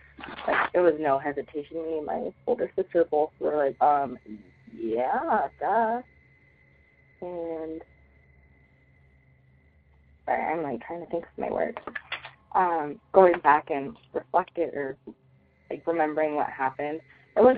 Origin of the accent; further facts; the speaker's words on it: Denver, Colorado, United States; I'm from Denver, Colorado